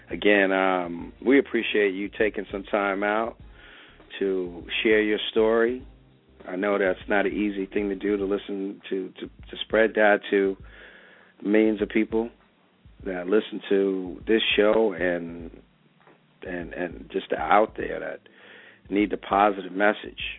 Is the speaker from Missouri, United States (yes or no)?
yes; St. Louis, Missouri, United States; also born or lived in New York; back in my hometown, St. Louis